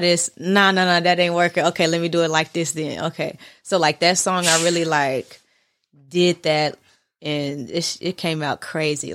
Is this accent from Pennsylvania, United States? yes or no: no; Nashville, Tennessee, United States; I'm from North Nashville